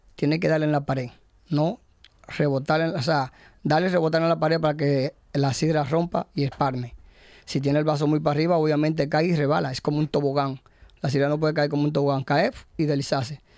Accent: Gijón, Asturias, Spain; yo soy de Gijón

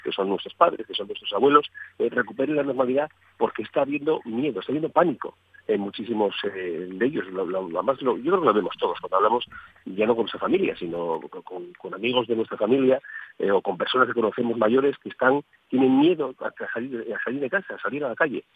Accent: Asturias, Spain; no como asturianos, sino como españoles

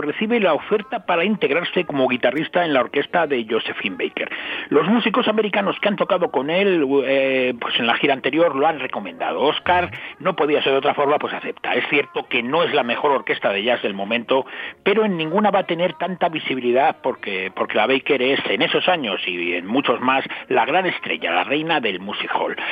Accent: Madrid, Community of Madrid, Spain; yo soy de Chamberí

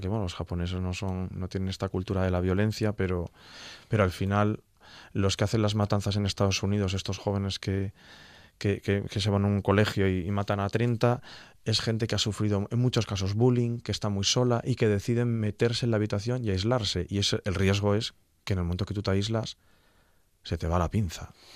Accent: Gijón, Asturias, Spain; soy de Gijón

